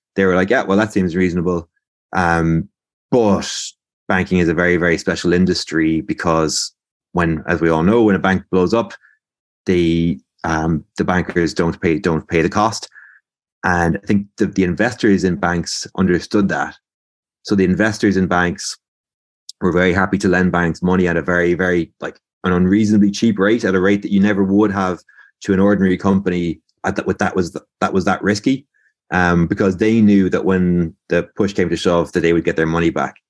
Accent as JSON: {"language": "English", "town": "Limerick", "region": "Munster", "country": "Ireland", "tie": "born or raised there", "said": "I'm from Limerick, born and raised"}